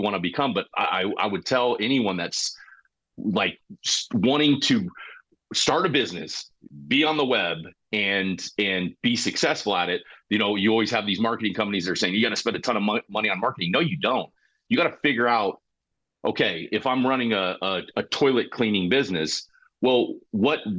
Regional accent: Colorado, United States; moved away; where I grew up in Colorado

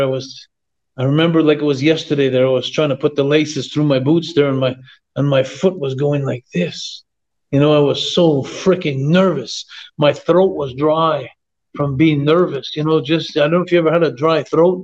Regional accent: Quebec, Canada; I was the Quebec legend

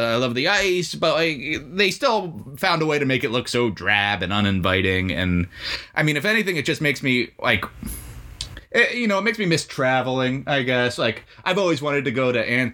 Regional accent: Pennsylvania, United States; I'm from Pennsylvania.

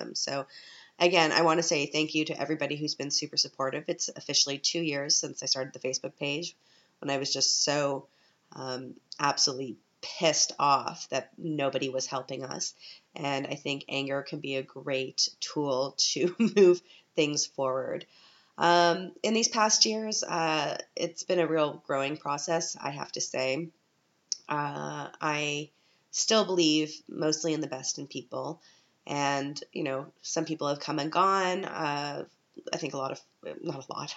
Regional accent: Canada; now in Vienna, Austria; I'm a Canadian

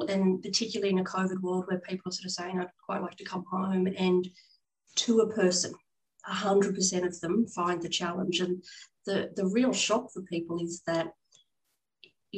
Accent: Australia; also born or lived in London / Hong Kong; coming back from overseas and having to reestablish myself in my home country

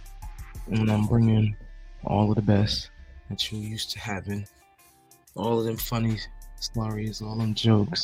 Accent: New Jersey, United States; I'm from New Jersey

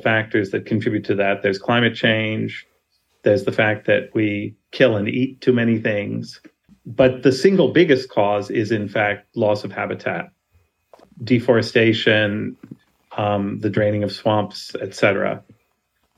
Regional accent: New York City, New York, United States; I grew up in New York City, not a place known for its wild nature

